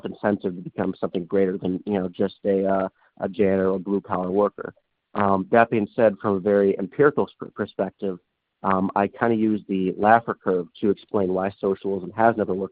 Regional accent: Wisconsin, United States; moved away as an adult; now in Iowa, United States; I'm from Wisconsin. I currently live in Iowa, going to Drake University

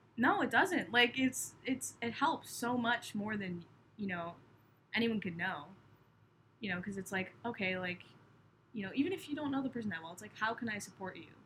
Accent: Cape Cod, Massachusetts, United States; I grew up on Cape Cod

